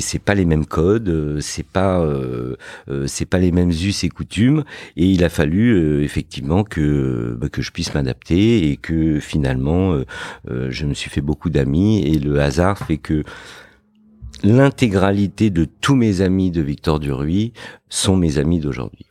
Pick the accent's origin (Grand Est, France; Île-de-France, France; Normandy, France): Île-de-France, France; Fontenay-sous-Bois; also born or lived in Morocco; je suis né au Maroc. Euh, j'ai grandi euh, dans une banlieue dans le 94 qui s'appelle Fontenay-sous-Bois